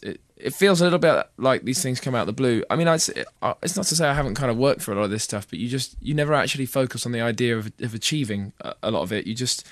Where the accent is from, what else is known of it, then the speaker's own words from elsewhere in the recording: United Kingdom; as a Brit